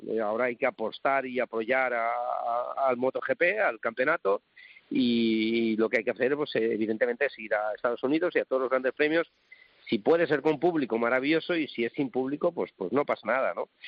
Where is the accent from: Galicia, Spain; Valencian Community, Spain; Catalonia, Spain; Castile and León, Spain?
Valencian Community, Spain; Valencia; Soy de Valencia y tengo que defender a los cítricos